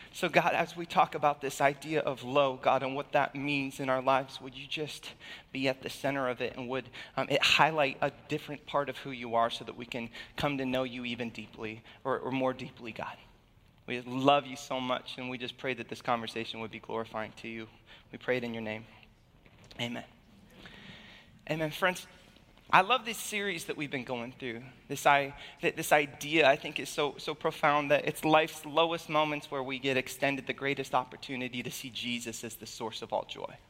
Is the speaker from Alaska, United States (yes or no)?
yes; Alaska, United States; moved away; I was born and raised in Alaska